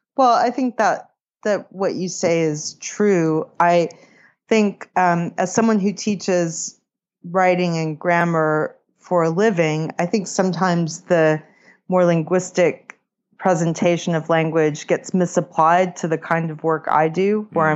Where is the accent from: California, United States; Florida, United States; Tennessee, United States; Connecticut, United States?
California, United States; moved away; also born or lived in Boston; I grew up in California, and I lived in Boston